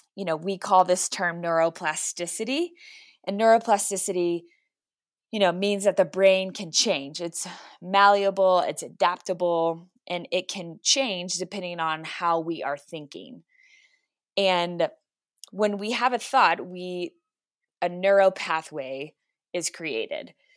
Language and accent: English; Texas, United States; now in Colorado Springs, United States; I'm originally from Texas, so I will, I will always claim Texas, but I am in Colorado Springs 'cause my husband is in the Air Force